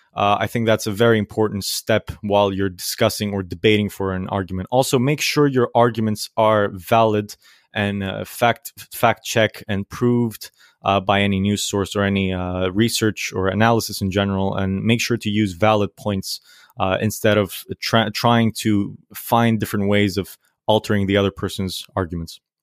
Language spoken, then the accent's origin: English; Greece; I am from Greece.